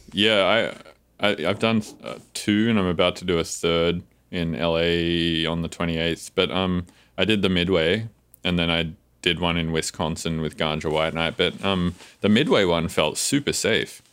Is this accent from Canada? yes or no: no; Australia; now in United States